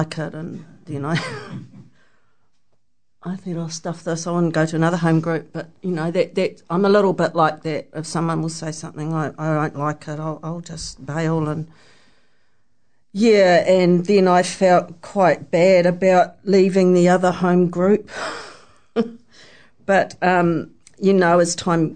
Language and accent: English; Hamilton, Waikato, New Zealand; I'm from Hamilton